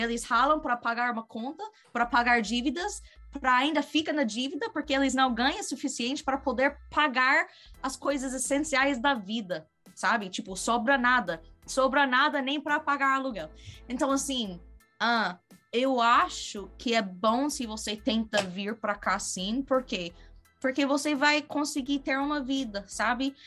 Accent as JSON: {"language": "Portuguese", "country": "United States", "also_born_or_lived": "Brazil / Australia", "second_language": "Portuguese", "said": "eu sou norte-americana"}